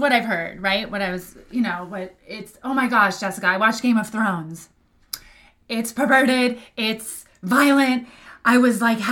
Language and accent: English; New York, United States; also born or lived in Manhattan / Brooklyn; I'm from New York, always really have lived in New York.